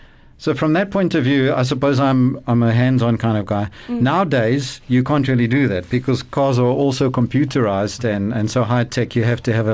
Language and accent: English; East Rand, Gauteng, South Africa; I grew up on the East Rand